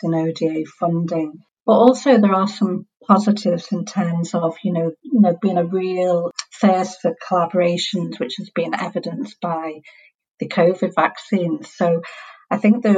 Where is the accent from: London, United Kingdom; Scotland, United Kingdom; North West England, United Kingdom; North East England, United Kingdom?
North West England, United Kingdom; Liverpool; accent: Scouse; for those of you who know accents, know that I'm from Liverpool